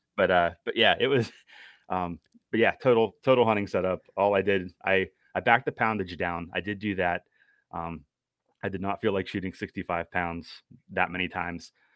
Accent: Western Pennsylvania, United States; now in York County, United States; I'm originally from Western P A, and so that's where, uh, I've been doing most of my hunting growing up

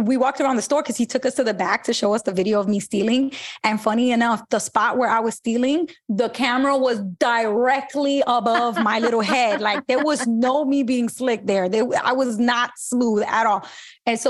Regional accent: New York City, New York, United States; I grew up in Brooklyn in Bushwick

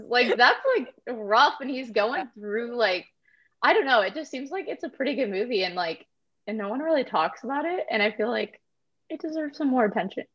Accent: Indiana, United States; moved away as an adult; now in Florida, United States; I'm originally from Indiana near Chicago

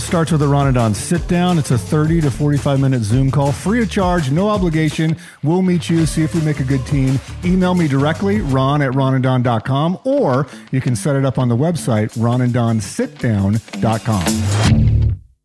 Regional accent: New Mexico, United States; now in Seattle, United States; growing up in New Mexico

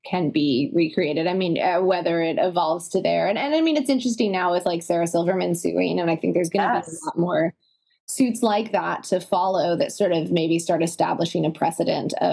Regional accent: Italy; now in United States; I grew up in Italy, half here and half in the States.

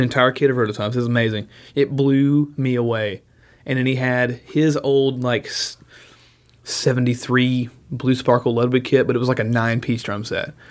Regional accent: Nashville, Tennessee, United States; born or raised there

